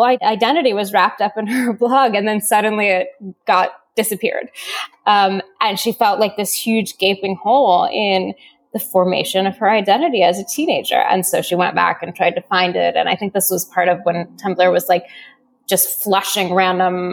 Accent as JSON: {"language": "English", "town": "Seattle", "region": "Washington", "country": "United States", "tie": "born or raised there", "said": "I grew up in Seattle."}